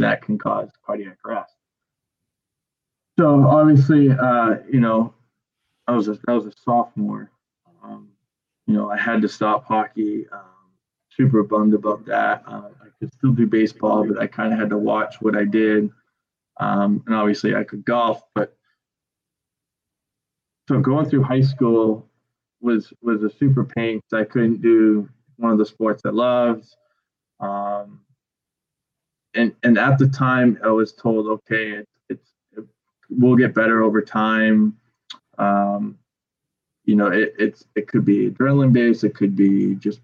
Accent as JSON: {"language": "English", "town": "Gorham", "country": "United States", "said": "I'm from Gorham. I coach at Gorham, not too far. It doesn't seem like I've moved too far"}